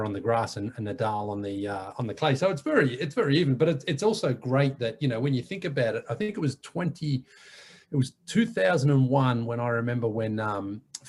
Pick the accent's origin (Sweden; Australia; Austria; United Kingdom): Australia; Melbourne, Victoria; also born or lived in Toronto, Canada; now in Atlanta, United States; growing up in Melbourne